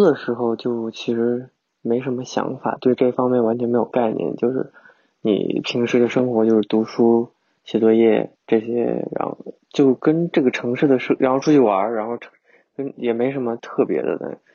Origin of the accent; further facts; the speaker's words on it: China; now in Melbourne, Australia; 是不是我们中国人的思想就是喜欢对比啊